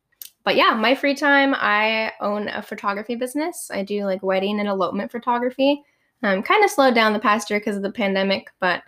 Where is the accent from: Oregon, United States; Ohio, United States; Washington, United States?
Oregon, United States; moved away as an adult; now in Arizona, United States; I am actually from Oregon. Moved to Arizona a couple years ago for college.